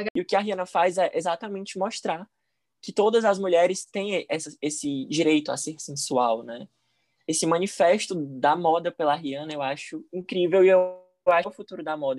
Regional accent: Fortaleza, Ceará, Brazil; sou de Fortaleza, Ceará

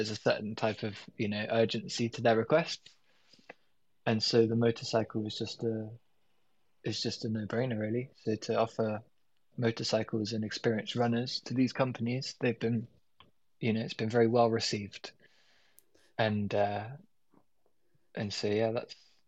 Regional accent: London, United Kingdom; I'm born and raised in London

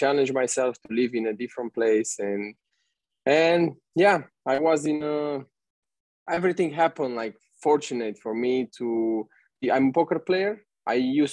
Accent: Romania; moved away as an adult; now in Bali, Indonesia; I'm 29 years old. I'm from Romania.

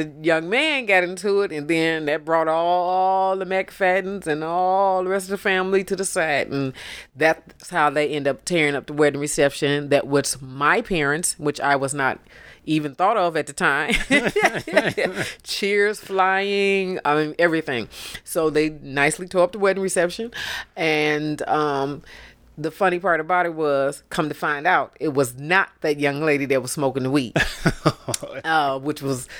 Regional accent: Detroit, Michigan, United States; I'm an older Detroiter.

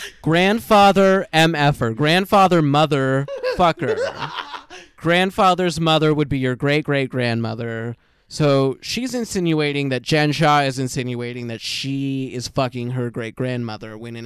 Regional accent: Chicago, Illinois, United States; I'm from Chicago.

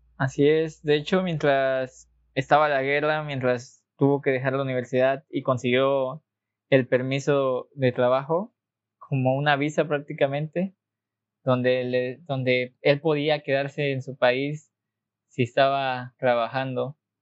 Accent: Mexico; nosotros aquí no lo notamos siendo mexicanos, pero realmente somos uno de los países más católicos del mundo

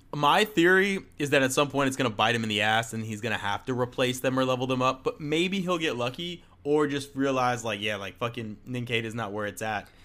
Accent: Florida, United States; I'm from Florida

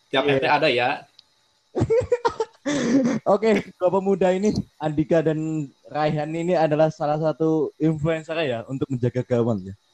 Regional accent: Tasikmalaya, West Java, Indonesia; saya asli dari Tasik, kebetulan temen band juga.

